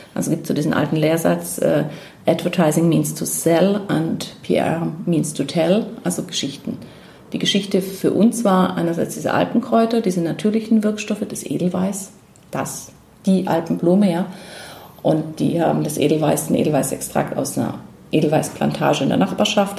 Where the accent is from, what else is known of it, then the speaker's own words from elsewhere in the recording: Germany; als Deutscher in der Schweiz